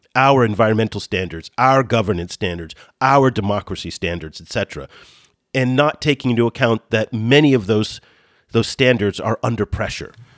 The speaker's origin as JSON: {"language": "English", "country": "United States", "moved": "yes", "said": "as an American who doesn't live in the United States"}